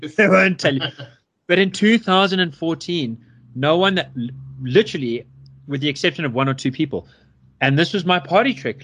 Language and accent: English; South Africa; also born or lived in United States; a South African but someone who hasn't lived here for six years